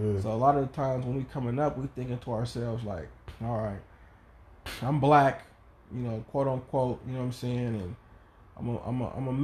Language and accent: English; Oakland, California, United States; growing up in East Oakland